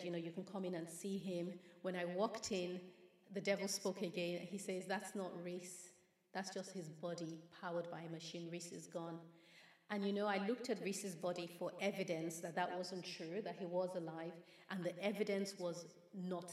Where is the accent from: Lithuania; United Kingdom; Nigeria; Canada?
Nigeria; growing up in Nigeria, we would have people run to our home and beg my father